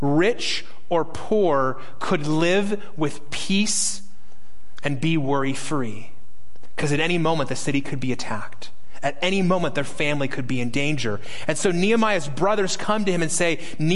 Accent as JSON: {"language": "English", "town": "Las Vegas", "region": "Nevada", "country": "United States", "said": "I'm from Las Vegas"}